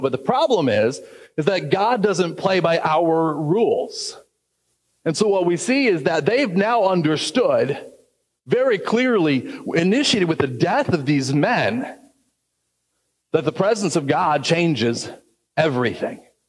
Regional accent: United States; as an American

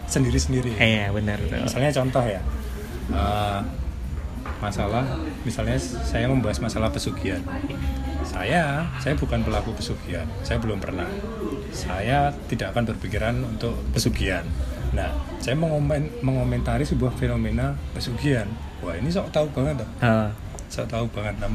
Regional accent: Yogyakarta, Special Region of Yogyakarta, Indonesia; born there; saya kan lahir di Jogja, orang Jawa.

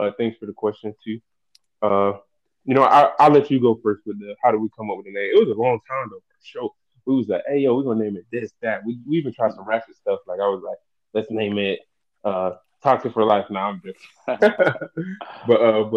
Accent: the South, United States; I'm from the South, so I'm going to be speaking proper English

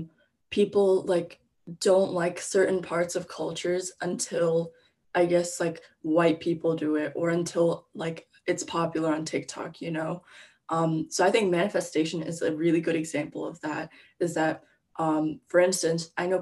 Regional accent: United States; I was born in America

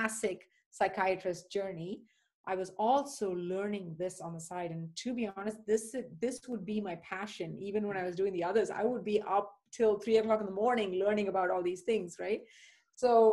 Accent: India; moved away; also born or lived in United Kingdom; So I was born and raised in India and spent a few years in the UK

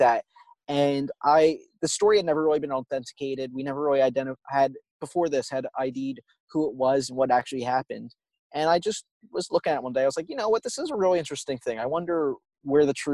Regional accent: outside of Atlantic City, New Jersey, United States; growing up outside of Atlantic City, we have an auditorium that I would visit all the time

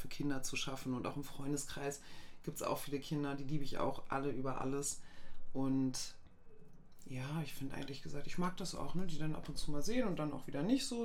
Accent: Goslar, Lower Saxony, Germany; moved away; ich komme aus Goslar ursprünglich

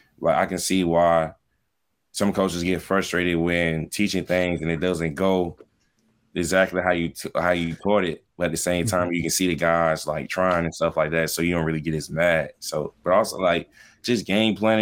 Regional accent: Miami, Florida, United States; moved away; I'm from Miami

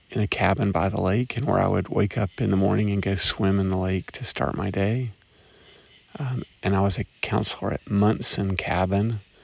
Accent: Chattanooga, Tennessee, United States; my hometown of Chattanooga, Tennessee

